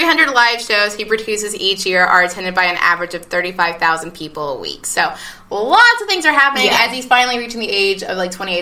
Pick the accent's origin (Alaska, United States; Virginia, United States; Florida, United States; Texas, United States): Texas, United States; Houston; I'm from Houston